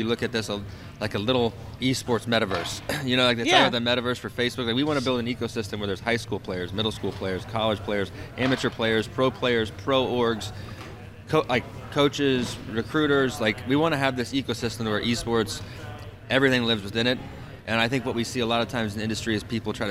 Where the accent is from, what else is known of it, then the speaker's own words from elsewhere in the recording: southern Illinois, United States; I moved it to a little 25 by 25 foot area above a small cafe in my hometown, and I start hosting tournaments. Next thing you know, I've got a 5 to 8 hour driving radius. People from Chicago, Columbus, Ohio, Chattanooga are driving to some small southern Illinois town